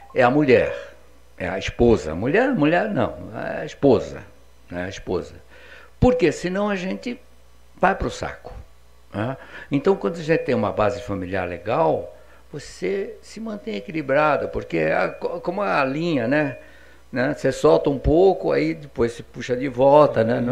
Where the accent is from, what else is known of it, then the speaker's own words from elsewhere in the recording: São Paulo, Brazil; do meu pedaço lá na Vila Diva, onde eu nasci, eu nasci na Vila Paulina, né? Em São Paulo.